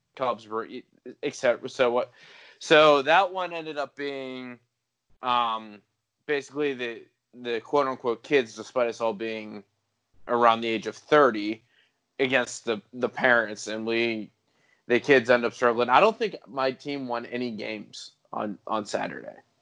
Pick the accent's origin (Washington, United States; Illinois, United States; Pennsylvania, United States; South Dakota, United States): Pennsylvania, United States; Pittsburgh; growing up in Pittsburgh